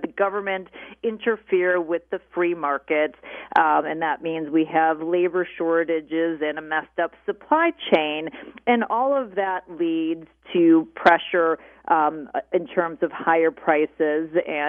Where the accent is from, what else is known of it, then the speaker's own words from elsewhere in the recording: Chicago, Illinois, United States; also born or lived in Pennsylvania / California; I grew up on the North Shore of Chicago after living in Pennsylvania and California, back here again.